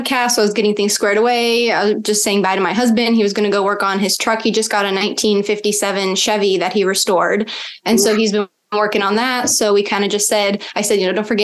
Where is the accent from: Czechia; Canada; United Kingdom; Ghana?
Czechia; now in Orange County, United States; I am originally from the Czech Republic.